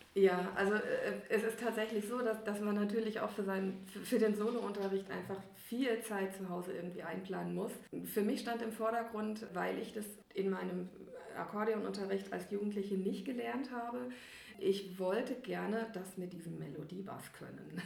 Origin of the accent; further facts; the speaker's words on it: near Giessen, Hesse, Germany; now in Riedstadt, Germany; in der Nähe von Gießen, also auch in, in Hessen